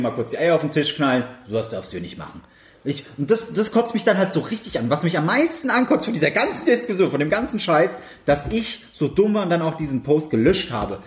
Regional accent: Germany; als Deutscher

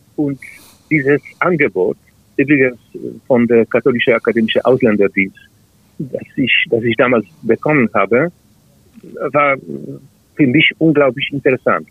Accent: Greater Poland, Poland; German is a second language; moved away as an adult; now in Wrocław, Poland; ich bin in Großpolen, in der Region Großpolen geboren

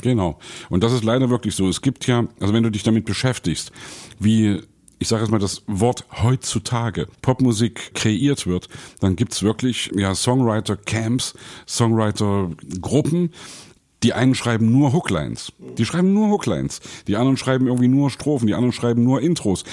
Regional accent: Leipzig, Saxony, Germany; Bei uns in Leipzig

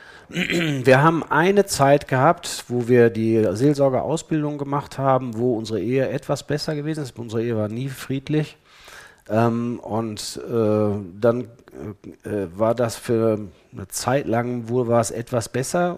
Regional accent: Ennepetal, North Rhine-Westphalia, Germany; ich komme aus Ennepetal äh, und ich war in Ennepetal Oberbauer in der Gemeinde

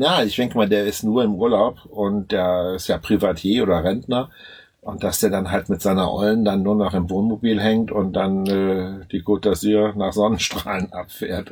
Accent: Germany; bei uns in Deutschland

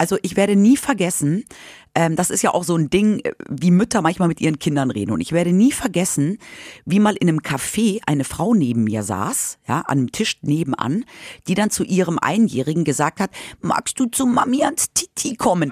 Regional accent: Munich, Bavaria, Germany; moved away as an adult; now in Hanover, Germany; ich komme ja aus München

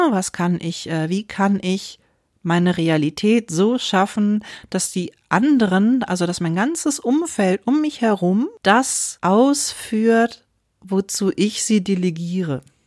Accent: Wuppertal, North Rhine-Westphalia, Germany; moved away as an adult; also born or lived in Berlin; als ich aber auch noch sehr klein war, sind wir dann nach Deutschland gekommen, nach Wuppertal

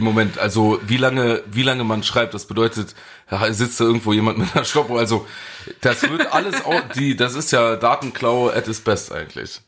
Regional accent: Saarland, Germany; als Saarländer

